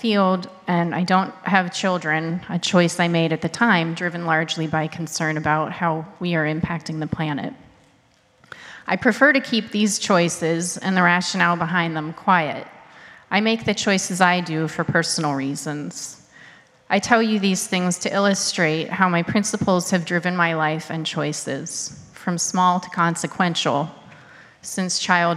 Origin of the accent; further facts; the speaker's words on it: Pittsburgh, Pennsylvania, United States; I was raised Unitarian Universalist in Pittsburgh, Pennsylvania.